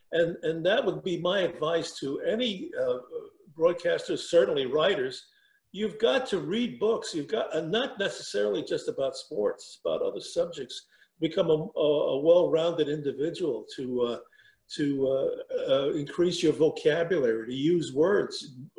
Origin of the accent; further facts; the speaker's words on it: New York City, New York, United States; growing up in Brooklyn, I went to St. John's Prep